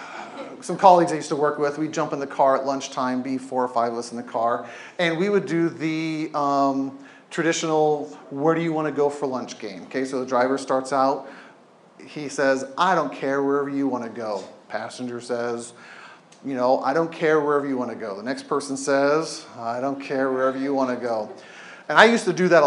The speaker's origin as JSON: {"language": "English", "region": "Southern California", "country": "United States", "tie": "born or raised there", "moved": "yes", "lives_now": "Oregon, United States", "said": "I grew up in Southern California"}